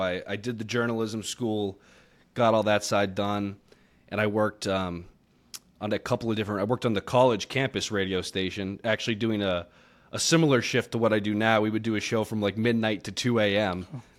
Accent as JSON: {"language": "English", "region": "Massachusetts", "country": "United States", "moved": "as an adult", "lives_now": "Las Vegas, United States", "said": "I'm originally from just outside of Boston, south of Boston, down near Cape Cod. So out that way, and I've been all over the place ever since leaving right before college."}